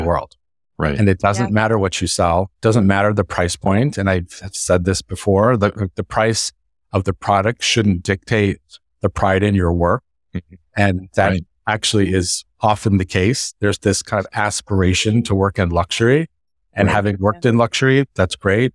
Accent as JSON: {"language": "English", "region": "Northern California", "country": "United States", "tie": "born or raised there", "said": "from Northern California and I grew up in a family that was in the construction business"}